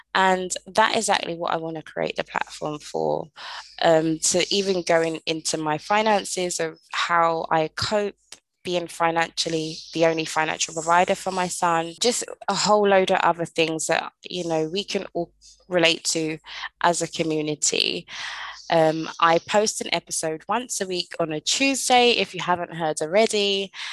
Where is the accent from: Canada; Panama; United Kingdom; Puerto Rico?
United Kingdom; London; moved away as an adult; now in Caribbean; I was originally born and raised in London, England. I moved to the Caribbean when I was 27 years old